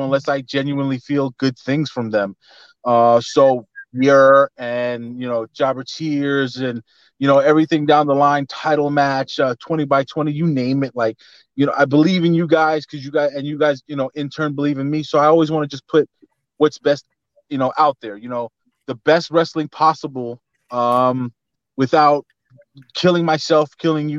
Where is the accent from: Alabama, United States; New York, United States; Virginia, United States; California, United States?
New York, United States; New York City; I'm from Bed-Stuy